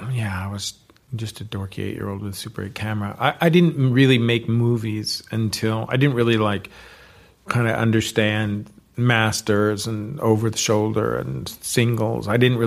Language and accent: English; California, United States; So growing up in the Bay Area, you know, these were the people who were around.